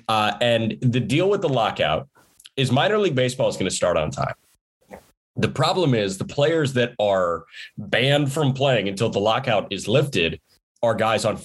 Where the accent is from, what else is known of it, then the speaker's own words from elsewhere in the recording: Chicago, Illinois, United States; a Chicagoan